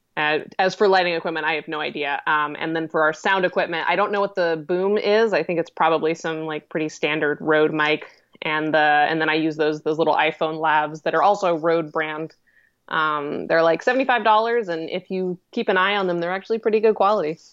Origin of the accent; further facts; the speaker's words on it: Colorado, United States; moved away as an adult; also born or lived in Seattle, Washington / Oregon; now in New York, United States; I was actually born in Seattle, Washington, but I only lived there for about two years, so it, it, it's fundamentally, I grew up in Colorado. Colorado was my hometown.